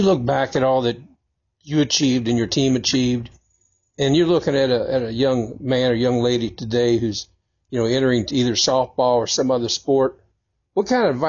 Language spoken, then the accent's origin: English; Shively, Kentucky, United States; I grew up in Shively.